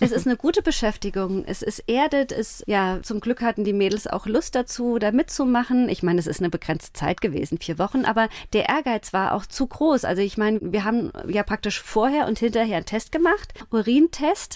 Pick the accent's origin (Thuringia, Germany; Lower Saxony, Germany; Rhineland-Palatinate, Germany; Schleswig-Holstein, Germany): Rhineland-Palatinate, Germany; born or raised there; moved away as an adult; also born or lived in Homburg, Saarland / Mainz; now in Rheinhessen, Germany